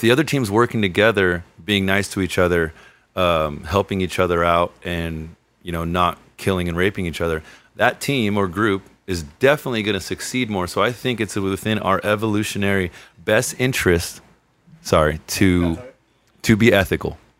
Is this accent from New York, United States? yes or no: no; Redondo Beach, California, United States; also born or lived in Lomita, California; I was born here in the South Bay, just uh, just down in Lomita